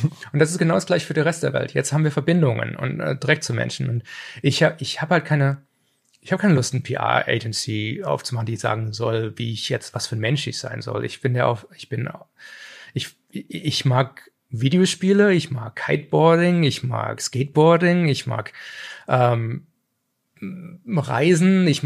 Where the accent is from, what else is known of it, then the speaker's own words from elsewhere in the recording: Germany; in den 80ern, wo ich als Kind in Deutschland englische He-Man-Folgen und, und, und, und, und, und, und was weiß ich, Mask und Transformers geguckt habe